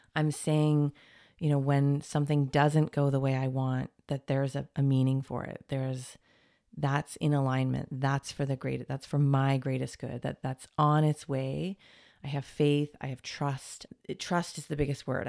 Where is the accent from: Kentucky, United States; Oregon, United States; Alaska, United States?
Oregon, United States; Portland; also born or lived in Toronto, Canada; now in California, United States; I was born on the West Coast in Portland